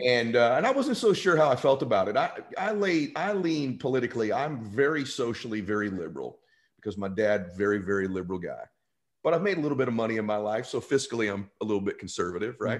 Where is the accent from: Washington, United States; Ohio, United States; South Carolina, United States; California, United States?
California, United States; I grew up in California